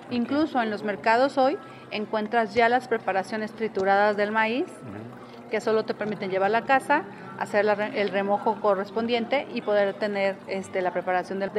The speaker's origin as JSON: {"language": "Spanish", "town": "Tlaxiaco", "region": "Oaxaca", "country": "Mexico", "said": "de Tlaxiaco, Oaxaca, la Mixteca Alta."}